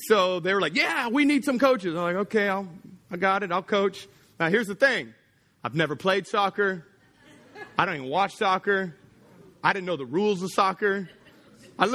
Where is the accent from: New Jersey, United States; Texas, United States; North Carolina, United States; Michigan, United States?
Texas, United States; now in Louisiana, United States; I grew up in Texas